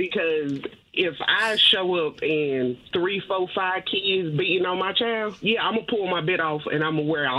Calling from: Dudley, North Carolina, United States; I'm calling from Dudley, North Carolina.

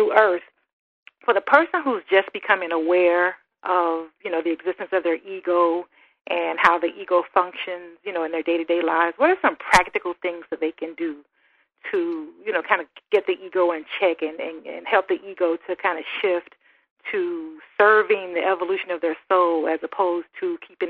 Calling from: Miami Gardens, Florida, United States; I'm calling you from the beautiful city of Miami Gardens, Florida.

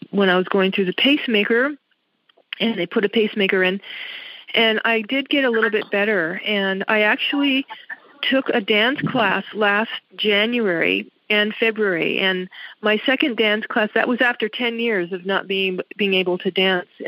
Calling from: Las Vegas, Nevada, United States; I'm from Las Vegas, Nevada

